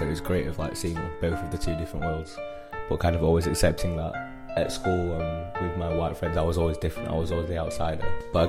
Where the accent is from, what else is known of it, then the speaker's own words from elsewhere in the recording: United Kingdom; being British, growing up using things like Beyblades, watching Raven on TV and stuff like that, but then at the same time still having that strong like Black Caribbean culture